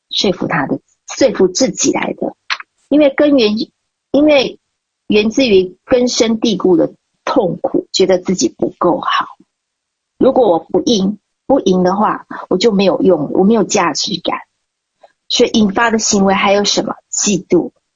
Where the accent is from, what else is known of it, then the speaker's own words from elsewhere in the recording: Nantou County, Taiwan; 我家老家在台湾南投